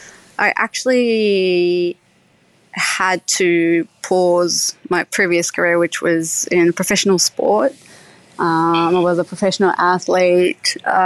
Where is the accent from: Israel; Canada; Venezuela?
Israel; now in Australia; As I said, I grew up in Israel at a religious home where the Sabbath is a big a weekly event.